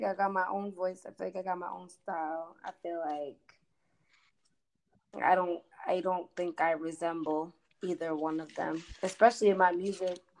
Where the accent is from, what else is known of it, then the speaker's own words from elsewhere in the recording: East Coast, United States; accent: East Coast; I'm from the East Coast